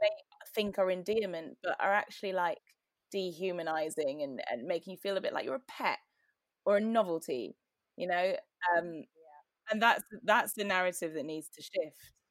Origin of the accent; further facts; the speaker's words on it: Newcastle upon Tyne, North East England, United Kingdom; moved away as an adult; also born or lived in Cambridge; now in London, United Kingdom; I grew up in Newcastle in the 90s